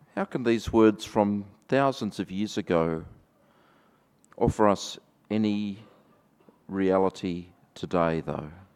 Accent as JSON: {"language": "English", "country": "Australia", "accent": "Australian", "said": "my Australian accent"}